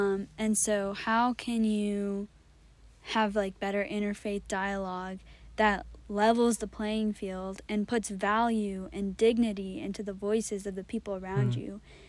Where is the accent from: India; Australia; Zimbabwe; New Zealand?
India; the types of questions that I've been wrestling with as an Indian Christian, to really contextualize my faith